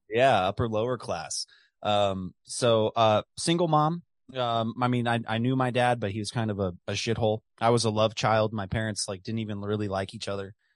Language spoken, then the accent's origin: English; The Colony, Texas, United States; my hometown of the colony, Texas, just outside of Dallas.